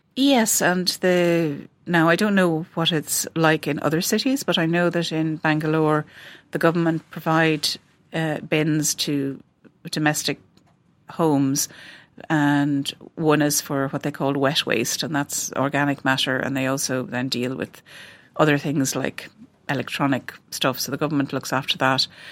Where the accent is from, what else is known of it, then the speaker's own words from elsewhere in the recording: west of Ireland, Ireland; growing up in the West of Ireland